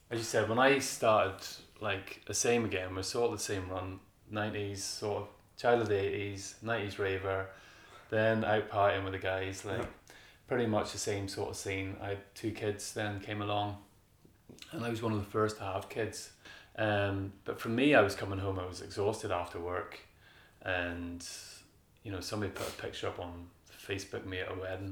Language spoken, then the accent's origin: English; Kilkeel, Northern Ireland, United Kingdom; I'm from Kilkeel